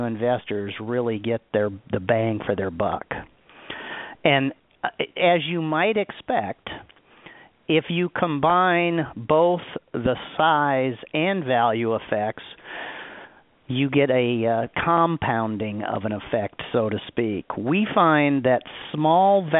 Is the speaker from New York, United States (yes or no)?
no; Omaha, Nebraska, United States; I grew up in Omaha, Nebraska